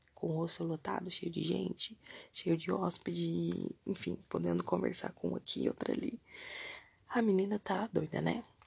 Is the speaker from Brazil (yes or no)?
yes; Brazil; se eu era do Brasil mesmo. Eu falei que sim